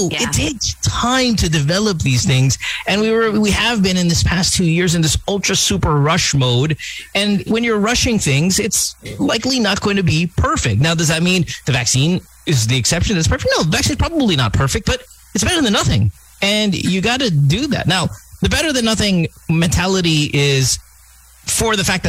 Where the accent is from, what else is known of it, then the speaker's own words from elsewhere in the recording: India; I'm Indian myself